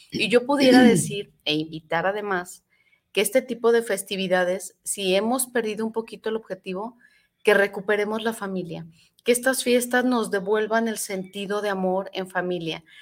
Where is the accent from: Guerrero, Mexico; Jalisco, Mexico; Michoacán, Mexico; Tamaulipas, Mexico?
Jalisco, Mexico; Tlaquepaque; yo soy de Tlaquepaque Centro